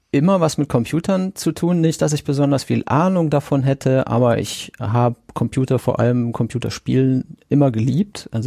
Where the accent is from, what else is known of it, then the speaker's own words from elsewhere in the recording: Siegen, North Rhine-Westphalia, Germany; born there; geboren bin ich in Siegen, das hatten wir schon, und das ist äh, am 30. Juni 1976 gewesen.